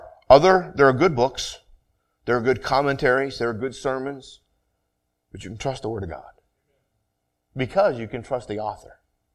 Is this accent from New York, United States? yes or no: no; Vermont, United States; where I grew up in Vermont, you were either Catholic or Protestant.